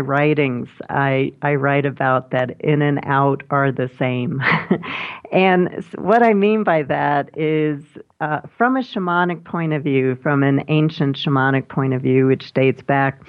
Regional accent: New York City, New York, United States; when I was a little kid growing up in Brooklyn

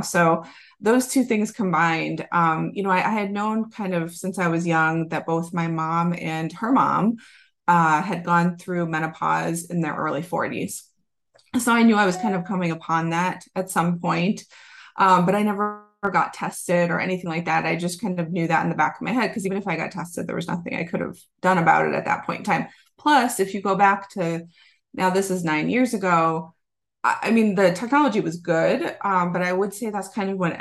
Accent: Massachusetts, United States; moved away; I am from Massachusetts originally

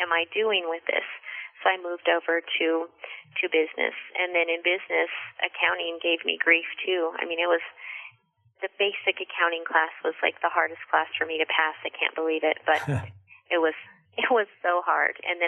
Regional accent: Farmington, New Mexico, United States; also born or lived in Las Cruces, New Mexico / Albuquerque, New Mexico; I went to middle school and high school in Farmington, New Mexico

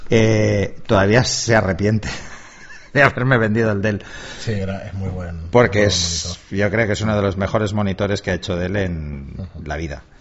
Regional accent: Palma, Balearic Islands, Spain; yo nací en Palma de Mallorca, que eso mucha gente no lo sabe.

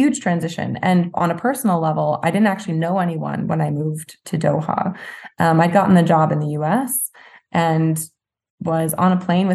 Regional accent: New Jersey, United States; moved away as an adult; I grew up in South Jersey. I went to school 20 minutes from home

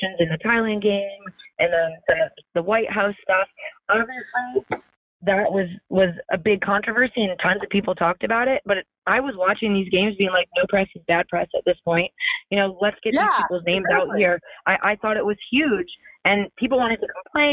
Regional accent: Maryland, United States; I'm from Maryland and I literally live like 10 or 15 minutes from there when I was a kid.

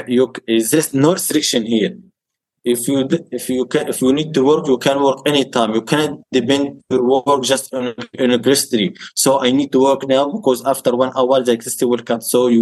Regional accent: Gaza, Gaza Strip, Palestine; I born and raised in Gaza. I'm about 22 years old

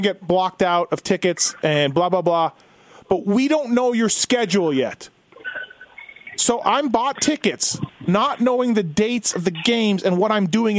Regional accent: Winnipeg, Manitoba, Canada; also born or lived in Anaheim; now in Las Vegas, United States; when I grew up living in Winnipeg.

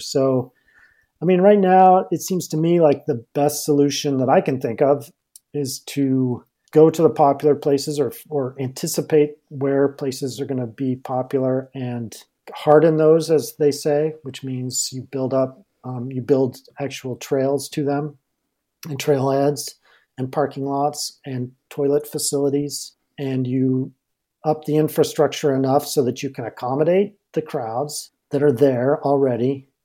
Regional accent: Durango, Colorado, United States; I'm from Durango

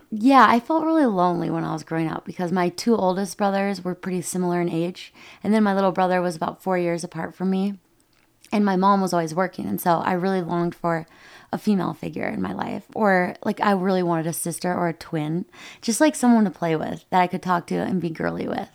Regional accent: Rochester, Minnesota, United States; moved away; I was born and raised in Rochester, Minnesota

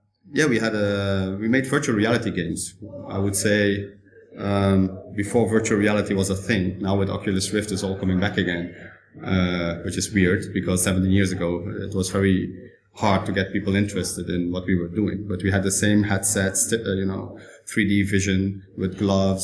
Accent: Netherlands; now in Shanghai, China; I'm from the Netherlands, although my dad is Italian

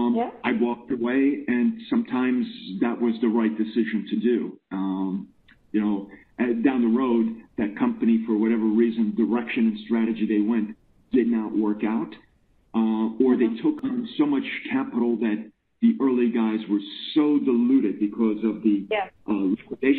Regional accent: United States; moved away as an adult; now in Finland; I'm actually American. I've spent 25 years in Finland.

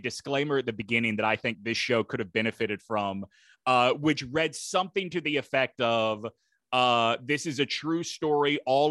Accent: Alabama, United States; now in North Carolina, United States; I'm a Southerner, man. I live in North Carolina. I grew up down in Alabama.

